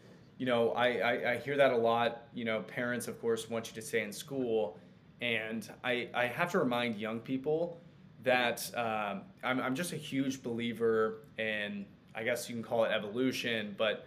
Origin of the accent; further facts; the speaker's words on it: Kansas City, United States; also born or lived in Lawrence, Kansas; my hometown in Kansas City